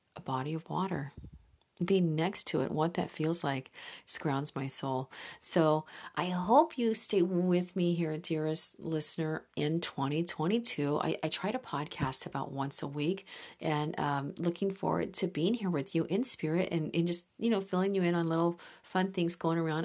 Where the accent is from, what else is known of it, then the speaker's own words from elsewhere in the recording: Midwest, United States; moved away; I grew up with some spectacular lakes in the Midwest